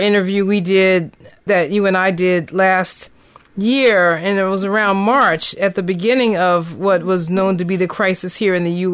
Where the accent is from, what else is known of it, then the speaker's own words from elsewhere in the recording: Philadelphia, Pennsylvania, United States; my hometown, Philadelphia.